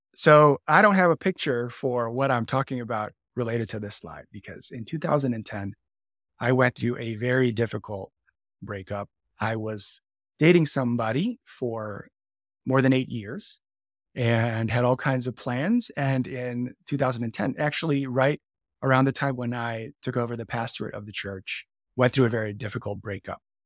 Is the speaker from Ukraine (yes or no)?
no; Canada; now in Chicago, United States; I'm Canadian born as well